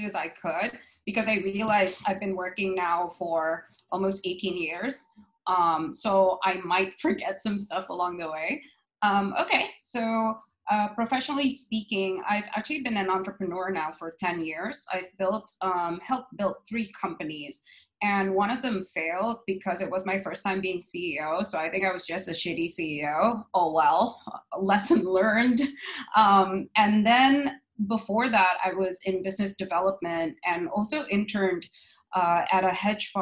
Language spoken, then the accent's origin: English; Boston, Massachusetts, United States; also born or lived in New York; now in Jakarta, Indonesia; I grew up in Boston. So I was raised there